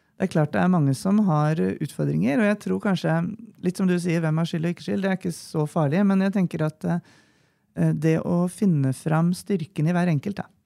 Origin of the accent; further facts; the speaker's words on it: Nøtterøy, Vestfold, Norway; moved away as an adult; now in Gjøvik, Norway; Jeg er jo da fra Nøtterøy